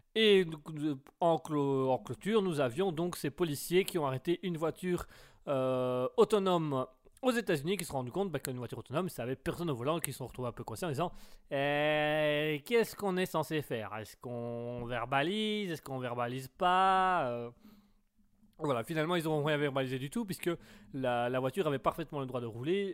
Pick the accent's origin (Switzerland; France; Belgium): Belgium; je suis belge